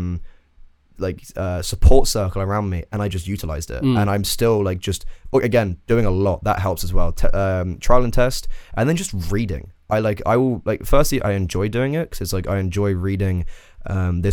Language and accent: English; England, United Kingdom; moved away as an adult; now in Ireland; I'm English